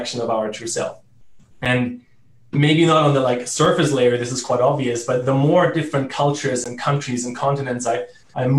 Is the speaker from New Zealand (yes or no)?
no; Germany; first language German; English is a second language; moved away as an adult; also born or lived in Italy / South America; I grew up in Germany